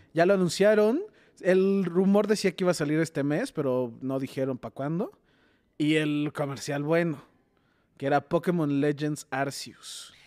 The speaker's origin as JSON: {"language": "Spanish", "town": "Tijuana", "region": "Baja California", "country": "Mexico", "moved": "yes", "said": "yo soy de Tijuana, entonces fui en Navidad a visitar a mis papás"}